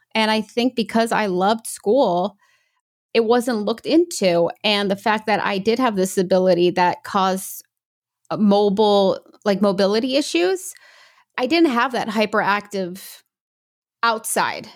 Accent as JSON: {"language": "English", "region": "New York", "country": "United States", "tie": "born or raised there", "also_born_or_lived": "England / Brazil (parents)", "said": "I was born in England, and then when I was about one and a half, two, we moved to New York."}